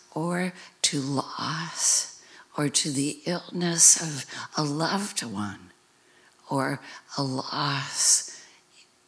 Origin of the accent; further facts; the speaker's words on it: United States; growing up in America, in a Western tradition